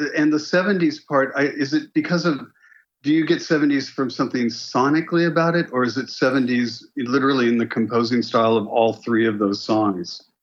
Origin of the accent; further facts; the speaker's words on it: Los Angeles, California, United States; moved away; also born or lived in London; I grew up in Los Angeles